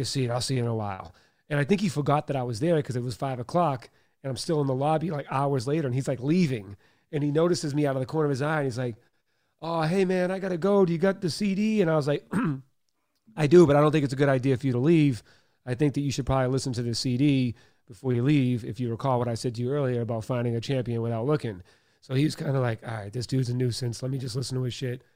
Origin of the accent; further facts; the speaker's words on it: Boston, Massachusetts, United States; I was born in Boston, Mass. Um, single mom, father was an alcoholic, uh, sexually abused for many years, uh, bullied, uh, grew up in Catholic school